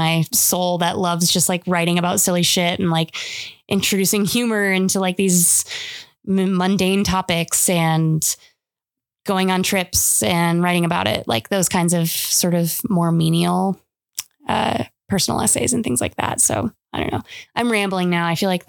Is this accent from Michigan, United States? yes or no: yes; Michigan, United States; moved away; Growing up in Michigan.